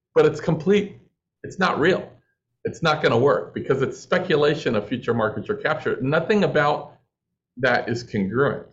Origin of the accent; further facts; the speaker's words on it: Los Angeles, California, United States; I'm from Los Angeles